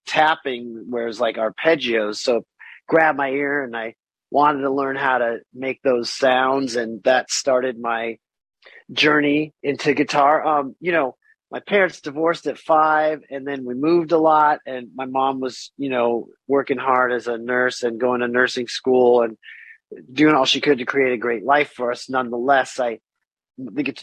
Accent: California, United States; I was born in Cali, you know, I had a musical family

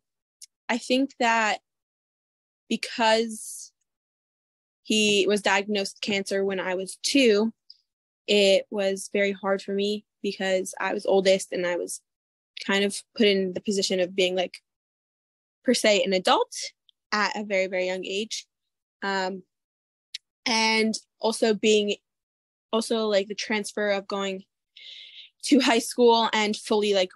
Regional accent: Mequon, Wisconsin, United States; I am from Mequon, Wisconsin. I lived here almost my entire life. Moved here when I was 6 months

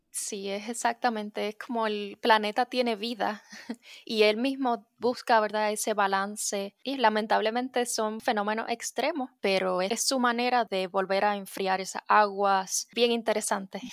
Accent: Puerto Rico; also born or lived in Tampa Bay, Florida; now in Tampa, United States; Yo soy de Puerto Rico y soy meteoróloga, para la NOAA, específicamente en la Bahía de Tampa

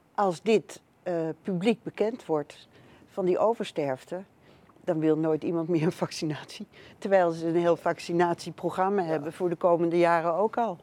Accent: Netherlands; ik ben hier geboren in Nederland

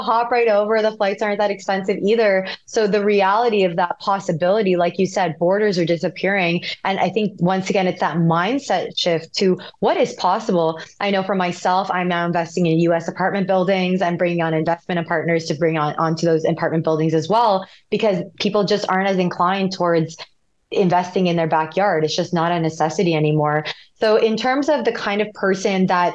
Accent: Canada; We're both Canadian

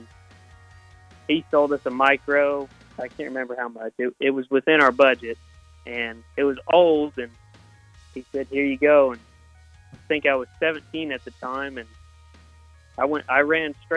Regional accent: Wichita, Kansas, United States; I'm from Wichita, Kansas. I grew up going to 81 Speedway, about 15 minutes from my house.

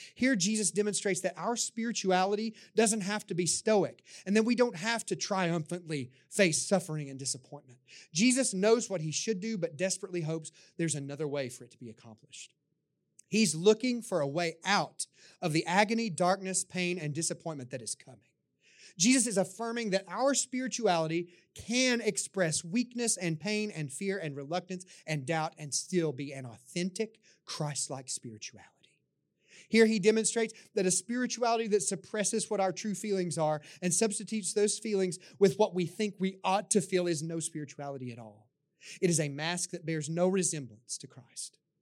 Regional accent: the Bible Belt, United States; my time growing up in the Bible Belt

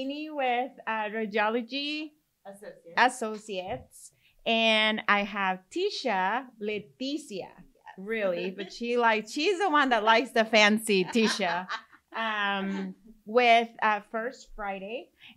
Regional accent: Mexico; English is a second language; now in Corpus Christi, United States; I have an accent. I'm from Mexico

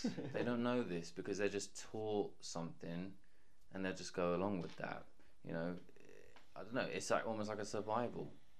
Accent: London, United Kingdom; We were born and raised in London.

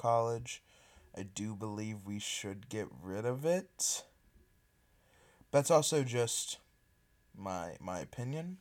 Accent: Kentucky, United States; my home state of Kentucky

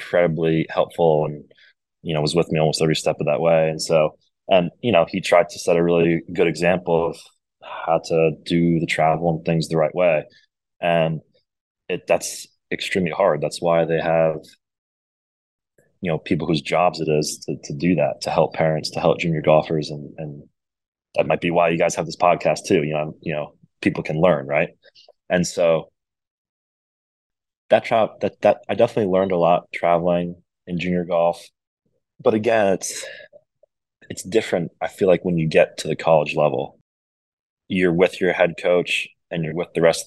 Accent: Rhode Island, United States; moved away as an adult; also born or lived in Georgia; I was coming from Rhode Island, and I was a huge fish in a very small pond

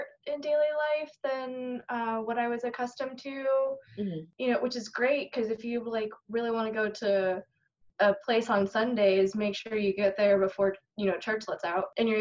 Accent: South Florida, United States; growing up in South Florida

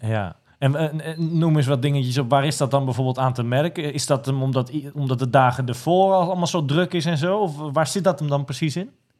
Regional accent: Almere, Flevoland, Netherlands; we komen allebei uit Almere, dus ik ken haar al heel lang

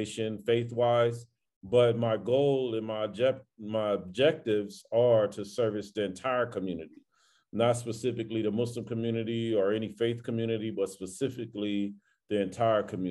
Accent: Los Angeles, California, United States; I grew up in South Central Los Angeles in the 80s, 70s, and the 80s

